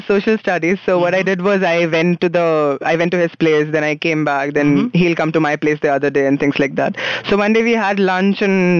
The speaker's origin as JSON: {"language": "English", "town": "Nagpur", "region": "Maharashtra", "country": "India", "tie": "born or raised there", "moved": "yes", "said": "I grew up in Nagpur."}